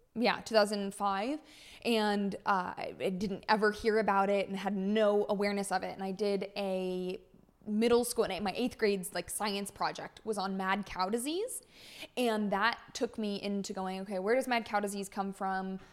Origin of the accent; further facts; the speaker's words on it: California, United States; moved away; born and raised in California